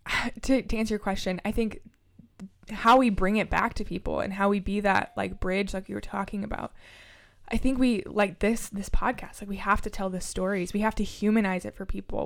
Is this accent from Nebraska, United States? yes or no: yes; Lincoln, Nebraska, United States; I grew up in South Lincoln